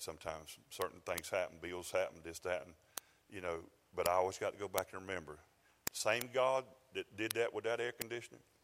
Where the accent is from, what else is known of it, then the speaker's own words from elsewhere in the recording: South Georgia, United States; I'm from South Georgia